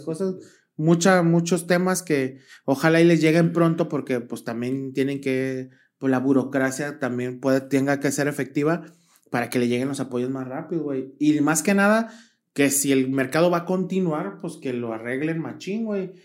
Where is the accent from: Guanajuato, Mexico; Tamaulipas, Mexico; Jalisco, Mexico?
Jalisco, Mexico; Guadalajara; somos de Guadalajara